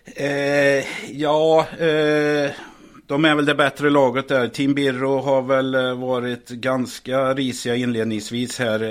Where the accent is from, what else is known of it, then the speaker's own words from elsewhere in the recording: Värmland, Sweden; now in Stockholm, Sweden; jag är väl en värmlänning här. Eh, som faktiskt har flyttat till Stockholm här.